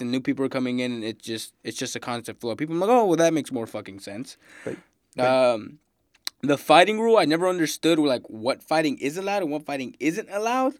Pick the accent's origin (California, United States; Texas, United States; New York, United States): Texas, United States; Houston; I'm from Houston, freaking Texas, Houston man